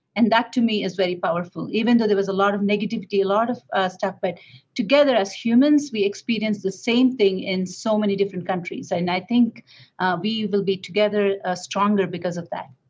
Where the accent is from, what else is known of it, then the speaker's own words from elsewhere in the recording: India; moved away; I come from India